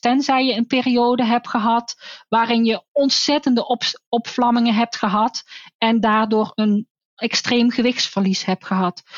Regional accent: North Brabant, Netherlands; Want ik kom ook uit Brabant

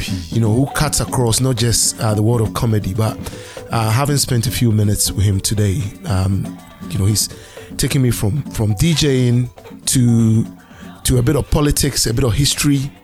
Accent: Ghana; I'm the non-Nigerian here. I'm Ghanaian

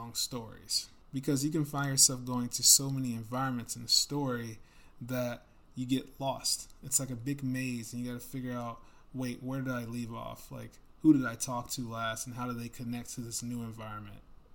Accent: United States; I'm not English at all, I'm American

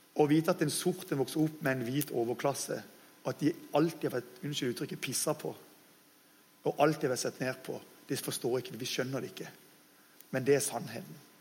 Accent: Norway; jeg kaller oss dessverre som nordmenn altfor ofte for bortskjemte drittunger

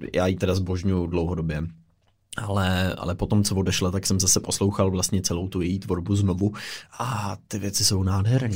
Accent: Pardubice, Pardubice Region, Czechia; now in Prague, Czechia; jsem z Pardubic

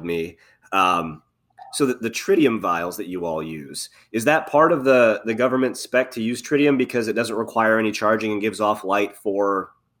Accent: Indiana, United States; now in Ohio, United States; my hometown in Indiana

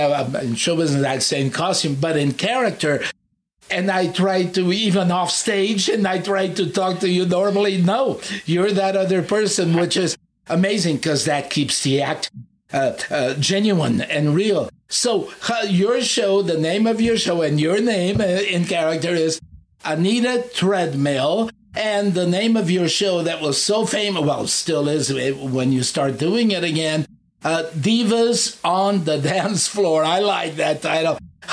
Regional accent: Fremont, California, United States; So, and then I grew up in Fremont, San Leandro.

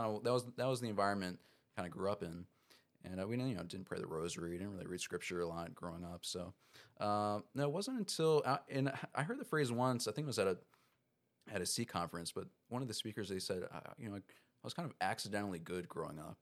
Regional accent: Baltimore County, Maryland, United States; so I'm from Maryland. Grew up in Maryland, uh, Baltimore County area

